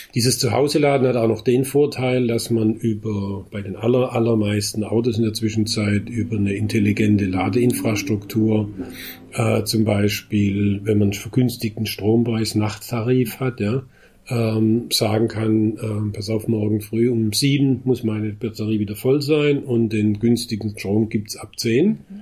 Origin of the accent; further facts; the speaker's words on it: Heidelberg, Baden-Württemberg, Germany; ich komme ja aus Heidelberg